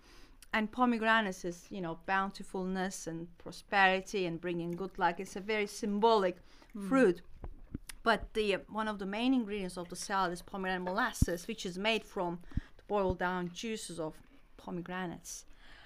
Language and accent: English; Ankara, Turkey; moved away as an adult; also born or lived in Antakya; I was born and bred in Turkey. I lived there for 30 years.